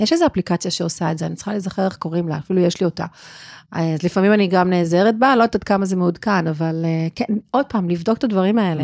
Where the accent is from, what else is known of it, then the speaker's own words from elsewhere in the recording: South Africa; now in Israel; אני גדלתי בדרום אפריקה, וזה באמת היה לפני הרבה שנים, כי אני בארץ כבר הרבה שנים